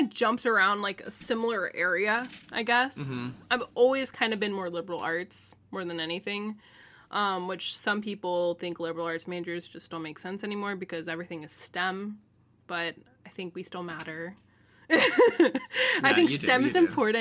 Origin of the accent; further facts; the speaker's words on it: Florida, United States; from Florida, good old Florida, born and raised